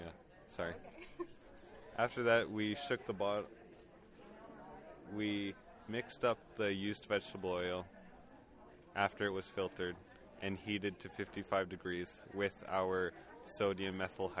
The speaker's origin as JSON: {"language": "English", "area": "Peguis First Nation", "region": "Manitoba", "country": "Canada", "said": "I'm from Peguis First Nation."}